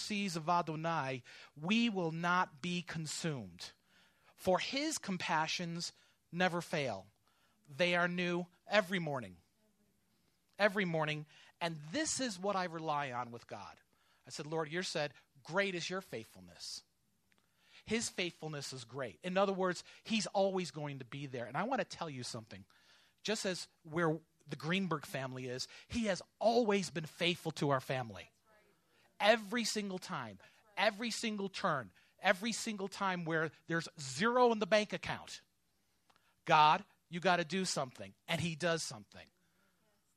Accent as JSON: {"language": "English", "region": "New York", "country": "United States", "moved": "yes", "lives_now": "Georgia, United States", "said": "I'm from New York. My father's from the Bronx"}